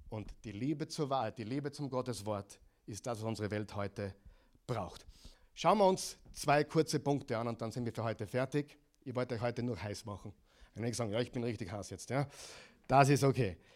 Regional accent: Oklahoma, United States; In, in meiner Heimatstadt, in Oklahoma, 600 Gemeinden und die, die Stadt ist 500.000. Die ist dreimal so groß wie, wie, wie, wie Linz.

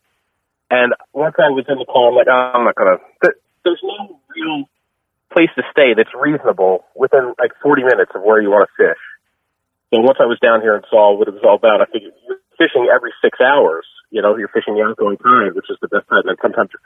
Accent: Philadelphia, Pennsylvania, United States; now in Massachusetts, United States; I'm from Philadelphia, so I grew up with Wawa

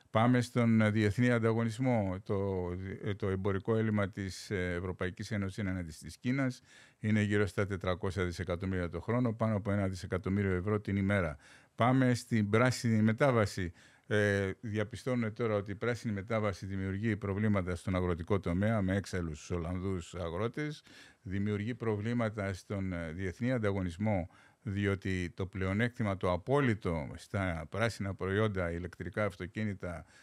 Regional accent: Greece; Χθε διάβαζα ένα στου έξι κινδυνεύει με απόλυτη φτώχεια στη, στην πατρίδα μου.

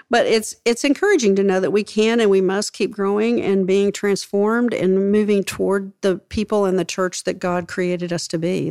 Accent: West Texas, United States; I grew up in West Texas

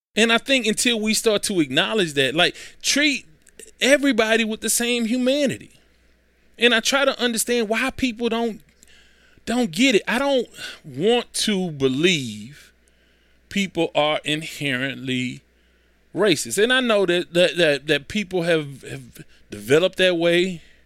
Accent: Houston, Texas, United States; I grew up in South Park.

